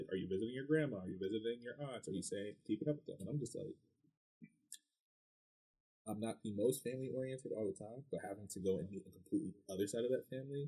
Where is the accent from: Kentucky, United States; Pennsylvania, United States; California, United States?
Pennsylvania, United States; Reading; growing up in Reading, I had no choice but to be immersed in Spanish culture